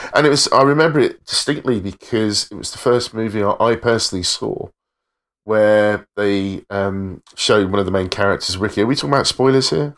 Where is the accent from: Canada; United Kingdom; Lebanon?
United Kingdom; England; being an English hip hop fan in the 90s